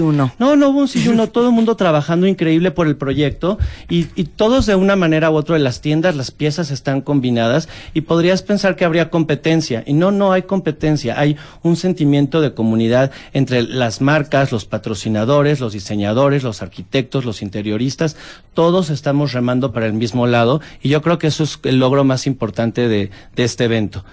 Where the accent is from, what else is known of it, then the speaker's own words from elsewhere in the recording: Mexico; ¿de dónde eres? De México.